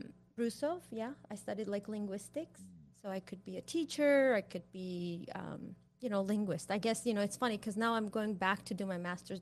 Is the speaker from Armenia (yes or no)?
yes; Yerevan, Armenia; English is a second language; moved away as an adult; also born or lived in Pasadena, California; now in United States; Thank you for the great introduction. I'm originally from Yerevan, Armenia. I first came to U.S. when I was 19. Came here to Pasadena